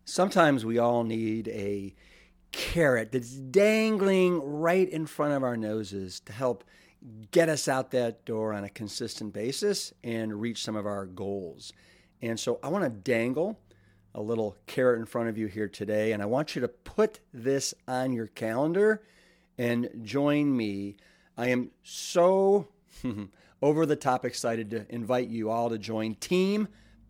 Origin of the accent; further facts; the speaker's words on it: Austin, Texas, United States; my hometown of eclectic, iconic, and the capital of Texas, Austin